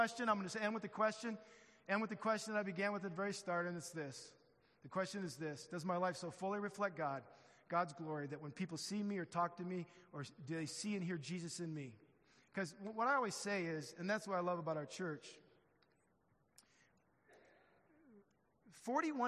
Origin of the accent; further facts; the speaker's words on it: Midwest, United States; I'm from the Midwest